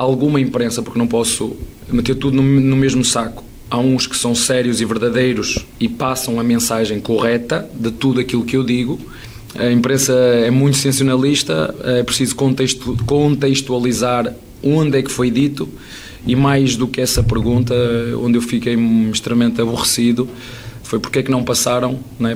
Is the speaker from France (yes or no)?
no; Portugal; accent: European Portuguese; moved away as an adult; now in Brazil; O meu português é diferente